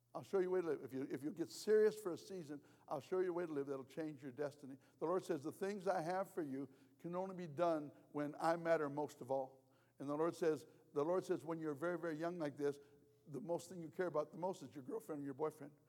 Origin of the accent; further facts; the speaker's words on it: United States; I'm American.